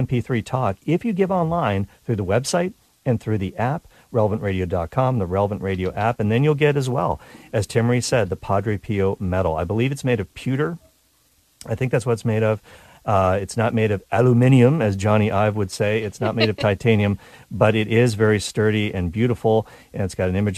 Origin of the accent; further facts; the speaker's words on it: Canada; me being Canadian